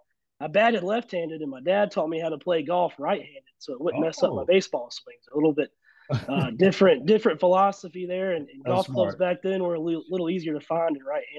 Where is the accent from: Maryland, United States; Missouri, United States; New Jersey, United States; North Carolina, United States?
North Carolina, United States; Fayetteville; I'm from Fayetteville, born and raised